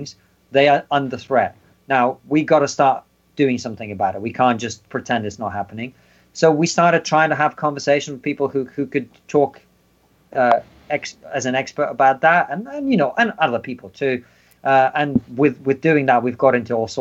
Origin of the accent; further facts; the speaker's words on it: Russia; now in United Kingdom; I'm obviously from Russia, the Soviet Union